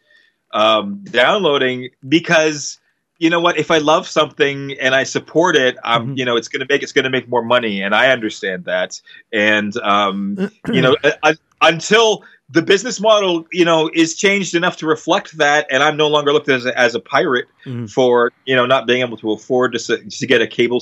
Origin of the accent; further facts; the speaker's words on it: Canada; we're Canadian